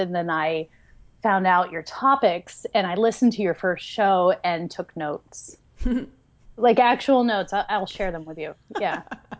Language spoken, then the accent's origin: English; West Virginia, United States; also born or lived in Pittsburgh area, Pennsylvania; now in Pittsburgh, United States; I'm 39 years old, and that's cool. And I grew up in West Virginia, and I live in the Pittsburgh area now.